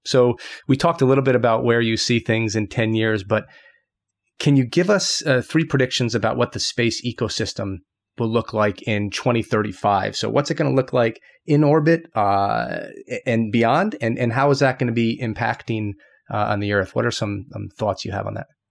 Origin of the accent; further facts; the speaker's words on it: United States; moved away as an adult; now in Japan; I'm just American, but, you know, I guess the Japan thing, I've been over here for a while